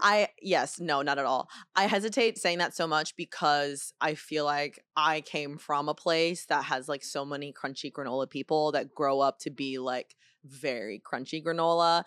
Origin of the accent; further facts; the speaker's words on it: United States; first language Chinese; English is a second language; I'm a Chinese kid in, in America